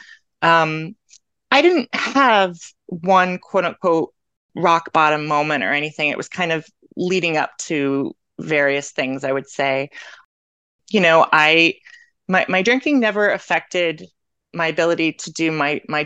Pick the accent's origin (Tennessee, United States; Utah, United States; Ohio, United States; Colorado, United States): Ohio, United States; Canton; moved away as an adult; now in Medford, United States; I am originally from Canton, Ohio, but I now live in Medford, Massachusetts